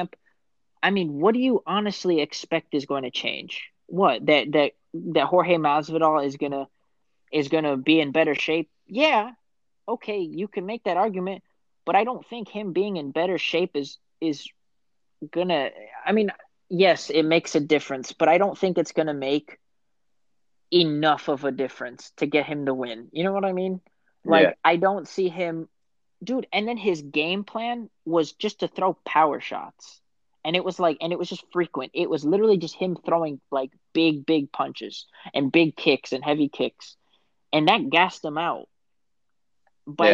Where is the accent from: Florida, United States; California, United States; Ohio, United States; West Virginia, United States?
Florida, United States; Miami; I'm from Miami